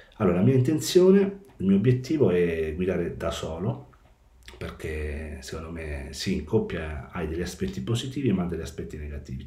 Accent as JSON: {"language": "Italian", "town": "Molfetta", "region": "Apulia", "country": "Italy", "moved": "as an adult", "lives_now": "Policoro, Italy", "said": "Sono originario di Molfetta, in provincia di Bari, ma sono residente a Policoro, in provincia di Matera"}